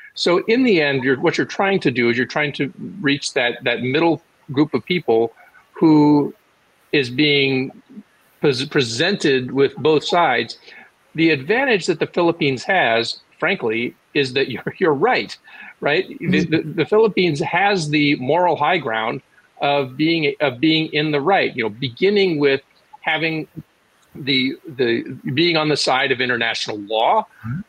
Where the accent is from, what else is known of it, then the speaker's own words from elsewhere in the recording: United States; I'm saying this as an American.